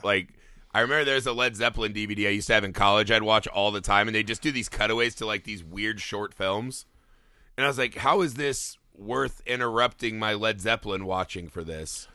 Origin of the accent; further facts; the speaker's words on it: United States; we were raised in America